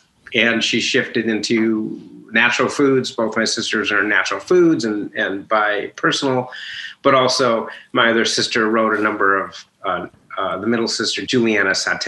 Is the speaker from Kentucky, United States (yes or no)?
no; Minneapolis, Minnesota, United States; Minnesota, Minneapolis.